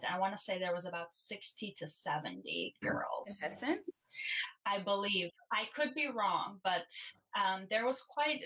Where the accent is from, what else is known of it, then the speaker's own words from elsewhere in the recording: Chicago, Illinois, United States; also born or lived in Bulgaria / Vernon Hills, Illinois; I have spent most of my life in the suburbs, living in the suburbs of Chicago